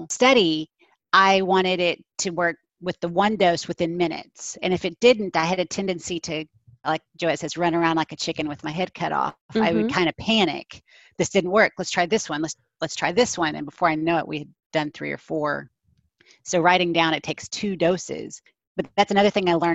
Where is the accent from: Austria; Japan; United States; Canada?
United States; Texas; I'm from Texas.